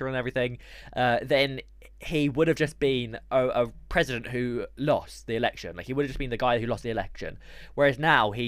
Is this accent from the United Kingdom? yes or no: yes; United Kingdom; We are British. We are from the United of Kingdom.